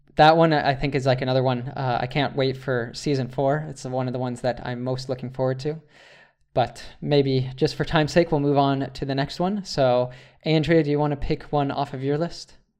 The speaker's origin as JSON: {"language": "English", "country": "United States", "said": "as an American"}